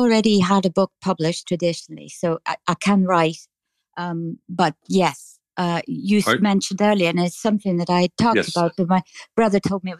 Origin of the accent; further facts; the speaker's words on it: just south of Dublin, Leinster, Ireland; accent: Irish; I'm from the south. What's south the name of the city? I'm just south of Dublin.